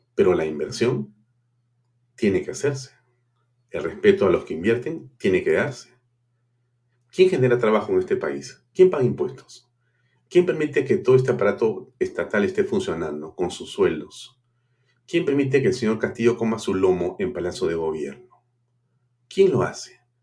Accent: Peru

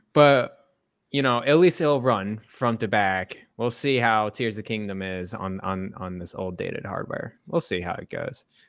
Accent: Texas, United States; growing up in Texas

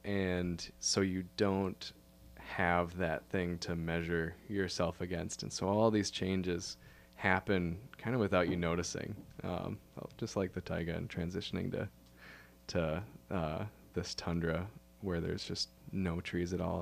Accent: Minneapolis–Saint Paul, Minnesota, United States; also born or lived in Duluth, Minnesota; I grew up in the Twin Cities, uh, in Minnesota here

